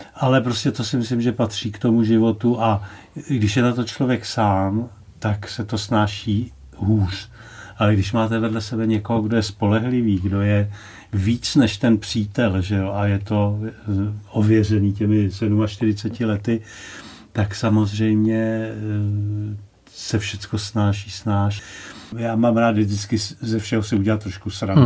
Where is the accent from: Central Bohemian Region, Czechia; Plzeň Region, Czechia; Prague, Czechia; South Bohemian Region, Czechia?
Central Bohemian Region, Czechia; Rožmitál pod Třemšínem; já jsem se narodil v Rožmitále pod Třemšínem a můj otec eh, tu rybovku zpíval tam v tom kostelíčku ve starém Rožmitále